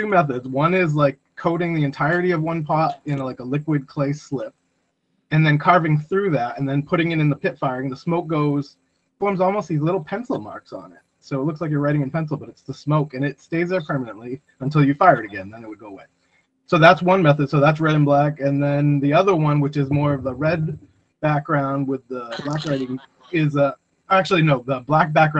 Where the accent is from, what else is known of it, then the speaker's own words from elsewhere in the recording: New Bedford, Massachusetts, United States; my hometown in New Bedford